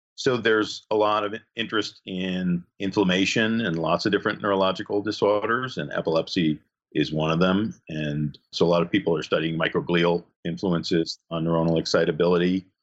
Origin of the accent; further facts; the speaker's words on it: New Jersey, United States; moved away as an adult; also born or lived in California / Connecticut; now in Michigan, United States; I grew up in New Jersey